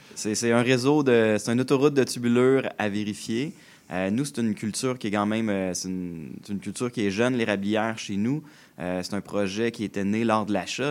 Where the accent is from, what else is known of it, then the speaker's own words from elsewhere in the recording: Joliette region, Quebec, Canada; Je suis né euh, dans la région de Joliette